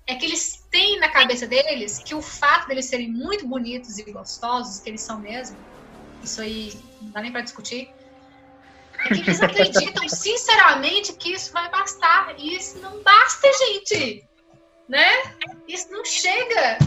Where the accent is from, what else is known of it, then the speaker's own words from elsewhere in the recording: Pedra Azul, Minas Gerais, Brazil; perto de Pedra Azul, onde eu nasci